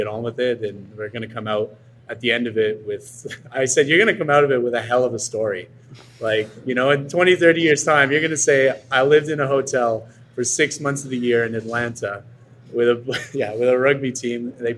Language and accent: English; Quebec, Canada; And I'm from Quebec. So I'm from the neighboring province of Ontario, and I'm technically French Canadian, even though I'm not.